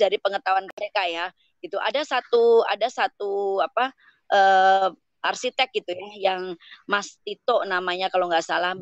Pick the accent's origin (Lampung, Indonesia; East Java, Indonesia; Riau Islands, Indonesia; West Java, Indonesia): East Java, Indonesia; Ngawi; moved away; also born or lived in Germany; saya aslinya dari Ngawi